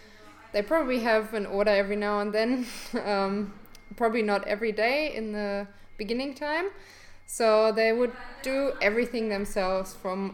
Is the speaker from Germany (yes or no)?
yes; Germany; English is a second language; now in Perth, Australia; And originally I came to Perth from Germany 3 years ago